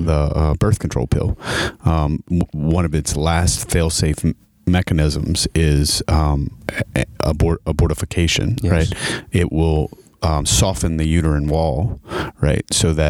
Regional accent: St. Landry Parish, Louisiana, United States; I'm from St. Landry Parish.

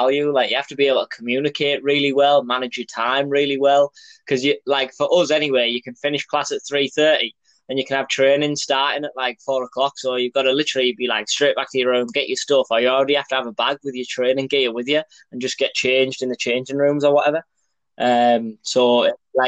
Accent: Middlesbrough, North East England, United Kingdom; moved away as an adult; also born or lived in Belgium; now in Tennessee, United States; I'm from Middlesbrough, England

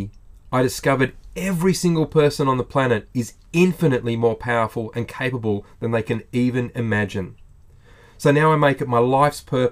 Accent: Australia

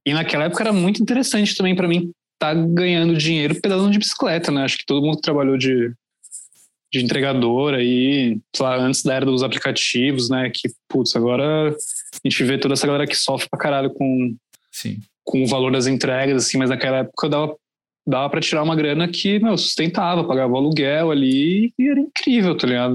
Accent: Santo André, São Paulo, Brazil; moved away as an adult; now in São Paulo, Brazil; Eu sou de Santo André, na verdade, no, ah, no ABC, ABC. Paulista. Uhum. E hoje em dia eu moro aqui em São Paulo, já tenho uns 5, 6 anos. Mas morava ali no ABC, uma cidade bem pacata, assim, bem tranquila. Foi muito bom ter crescido ali

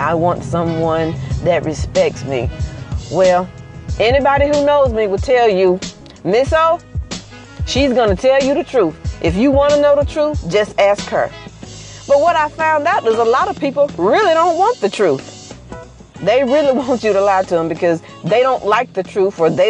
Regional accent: Mississippi, United States; I'm from Mississippi.

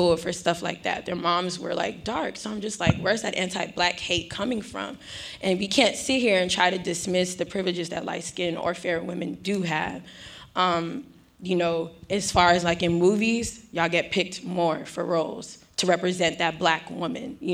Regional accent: Houston, Texas, United States; I'm from Houston

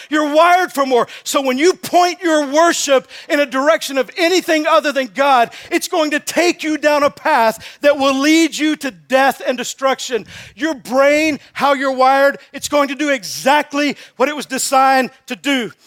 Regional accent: Texas, United States; I'm from Texas.

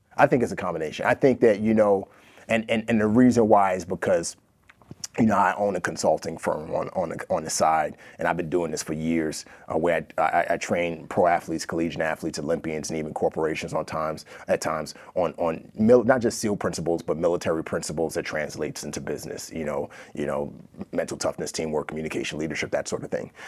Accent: New York City, New York, United States; accent: American; also born or lived in Nigeria; growing up in the Bronx, it's like a drug deal on every corner

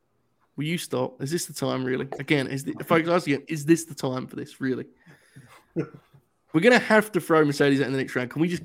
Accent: United Kingdom; I'm British

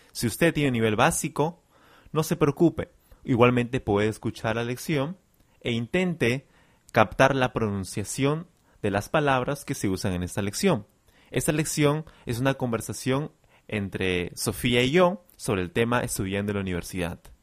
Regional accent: Peru; yo soy de Perú

